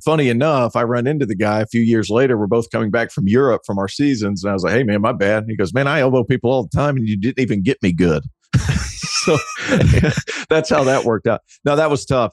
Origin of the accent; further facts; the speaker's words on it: East Tennessee, United States; I grew up in East Tennessee